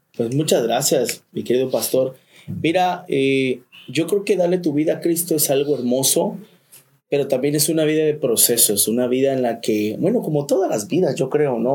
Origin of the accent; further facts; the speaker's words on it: Chiapas, Mexico; moved away as an adult; also born or lived in Tuxtla Gutiérrez; now in Cancún, Mexico; nos venimos a vivir aquí a Cancún, somos de Chiapas